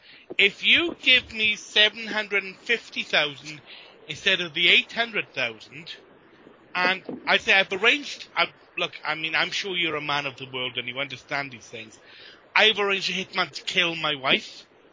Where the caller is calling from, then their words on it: United Kingdom; Oh, I'm calling from the UK.